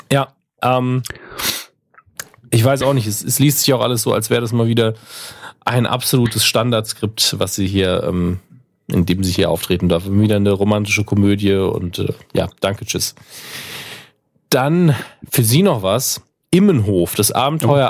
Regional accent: Saarland, Germany; als Saarländer

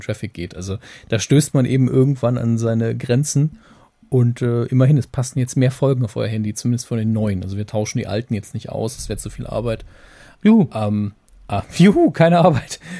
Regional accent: Saarland, Germany; wir sind ja als Saarländer tatsächlich sehr verwöhnt

